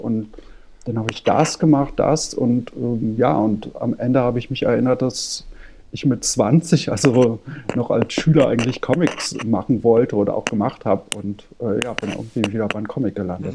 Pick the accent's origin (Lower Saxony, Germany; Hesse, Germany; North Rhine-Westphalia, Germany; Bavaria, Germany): Hesse, Germany; near Frankfurt am Main; moved away as an adult; now in Berlin, Germany; ich komme ursprünglich aus äh, der Nähe von Frankfurt am Main und bin aber jetzt seit, ich glaube, 96 in Berlin.